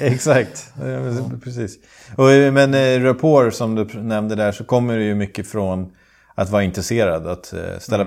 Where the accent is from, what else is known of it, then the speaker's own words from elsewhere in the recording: Sweden; now in Dubai, United Arab Emirates; jag har vuxit upp i skärgården